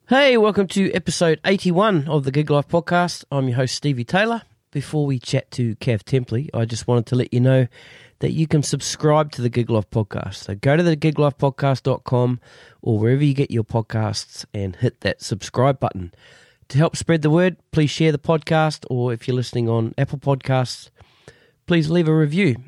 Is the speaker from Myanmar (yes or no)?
no; New Zealand; now in Sydney, Australia; I'm a New Zealander.